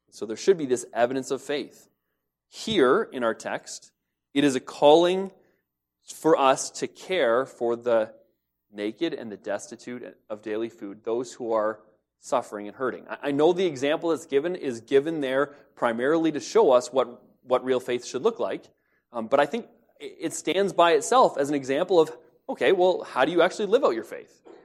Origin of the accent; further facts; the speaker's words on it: London, United Kingdom; I grew up in Lambeth. It's just outside of London. It's part of London now.